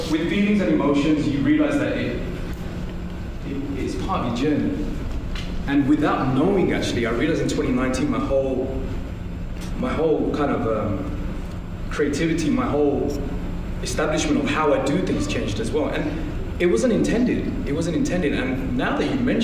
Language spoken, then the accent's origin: English; London, United Kingdom; I'm a kid from East London